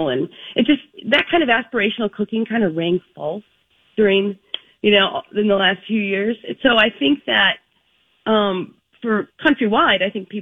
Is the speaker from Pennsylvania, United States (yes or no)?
no; Park Rapids, Minnesota, United States; it's how I grew up, honestly, you know, I'm from Park Rapids